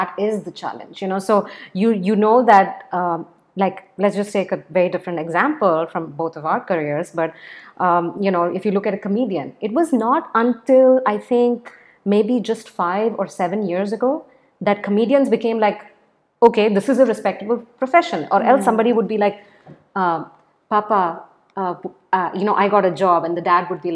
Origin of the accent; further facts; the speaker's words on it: India; I'm from India